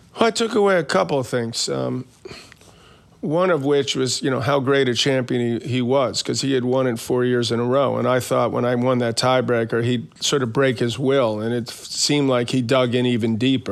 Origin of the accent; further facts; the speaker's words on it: New York City, New York, United States; I grew up in Queens